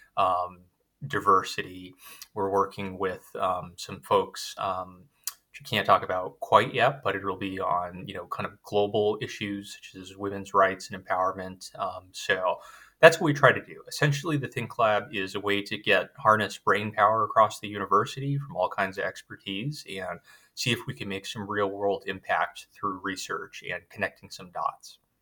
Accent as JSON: {"language": "English", "region": "Southern California", "country": "United States", "tie": "born or raised there", "also_born_or_lived": "Hawaii", "said": "originally, I'm from Hawaii, which was uh, you know is um, little island um, uh, area in the U.S. and then grew up mostly in Southern California"}